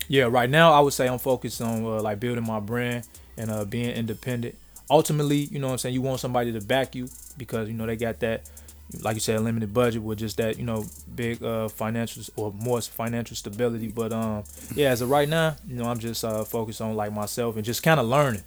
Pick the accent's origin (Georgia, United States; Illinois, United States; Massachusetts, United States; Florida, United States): Illinois, United States; Chicago; Growing up in Chicago